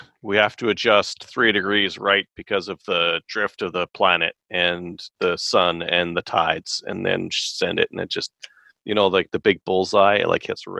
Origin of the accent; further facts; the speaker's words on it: Georgia, United States; if the Democrats actually win the 2 Senate seats up for grabs in my home state of Georgia.